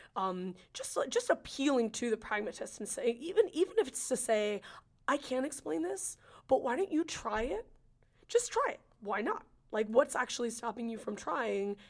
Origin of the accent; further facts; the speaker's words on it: California, United States; I'm from California